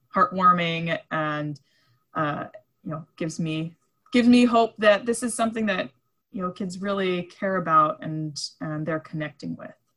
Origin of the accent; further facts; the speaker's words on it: East Coast, United States; now in Island County, United States; I grew up on the East Coast